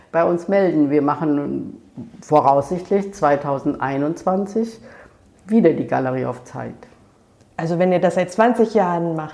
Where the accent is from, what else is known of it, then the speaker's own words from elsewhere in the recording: Ludwigshafen, Rhineland-Palatinate, Germany; also ich komme ja aus der Pfalz, aus Ludwigshafen.